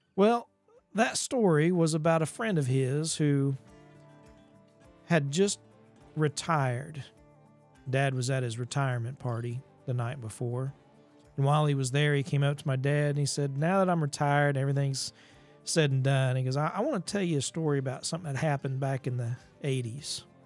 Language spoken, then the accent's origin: English; Ozark Mountains, along the Gasconade River, Missouri, United States; Growing up in the Ozark Mountains and there just along the Gasconade River